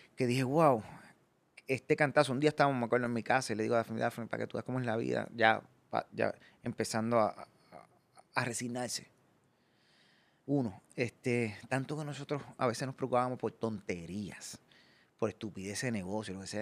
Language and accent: Spanish; Puerto Rico; ser profeta en mi tierra. Porque yo, viajo y hago show, pero yo no pude desarrollar más mi carrera en aquellos tiempos porque no podía salir de Puerto Rico